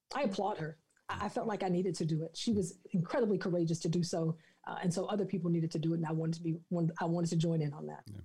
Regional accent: the South, United States; I'm from the South

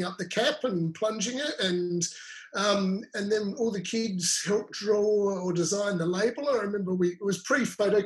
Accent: Riverland, South Australia, Australia; also born or lived in Adelaide / London; now in Margaret River, Australia; I grew up in the Riverland, and vineyards, winemaking and drinking wine

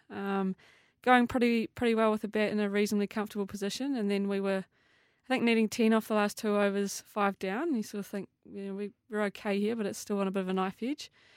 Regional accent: New Zealand

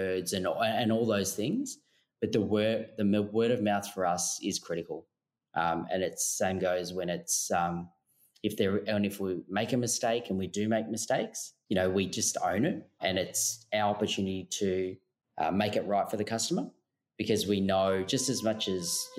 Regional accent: Melbourne, Victoria, Australia; now in Sydney, Australia; we're actually originally from Melbourne.

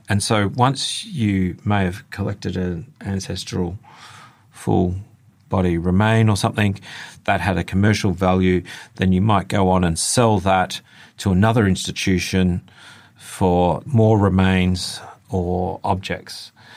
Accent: Australia

